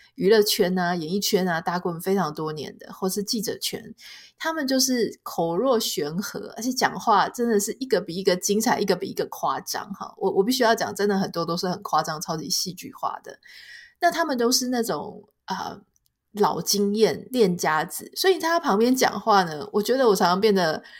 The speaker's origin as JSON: {"language": "Chinese", "country": "Taiwan", "tie": "born or raised there", "said": "台湾吃海鲜到底是不是一个奢侈品呢？我记得我小时候，我们也不算是家境很好的人"}